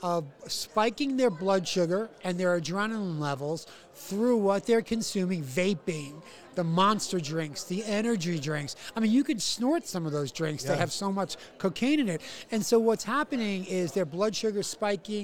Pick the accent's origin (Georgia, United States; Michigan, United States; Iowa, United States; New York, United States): New York, United States; New York City; I'm from New York City